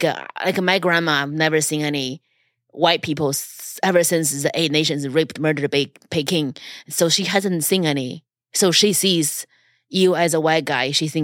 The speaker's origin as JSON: {"language": "English", "country": "Japan", "said": "I'm from Japan."}